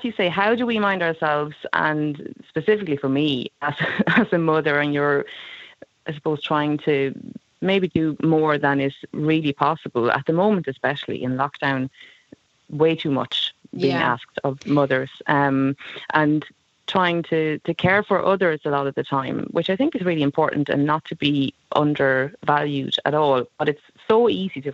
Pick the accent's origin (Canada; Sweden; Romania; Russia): Sweden; English is a second language; moved away as an adult; also born or lived in London; now in Ireland; I grew up in Sweden and ended up moving here when I was 19. So I've lived in Ireland for a long time, but I was in London for almost a decade in between.